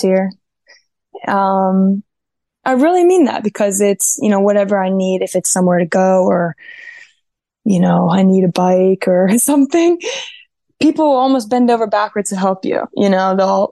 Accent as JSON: {"language": "English", "region": "Ohio", "country": "United States", "also_born_or_lived": "North Carolina, United States / Keflavik, Iceland", "moved": "as an adult", "lives_now": "Sweden", "said": "I'm from Ohio, but I was in North Carolina for 7 years"}